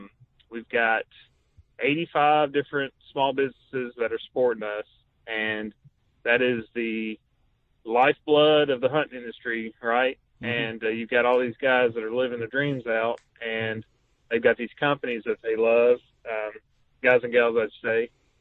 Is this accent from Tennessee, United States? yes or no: yes; Tennessee, United States; moved away as an adult; So, I'm from Tennessee. I moved up to Indiana a little over 6 years ago. I work for the Department of Defense.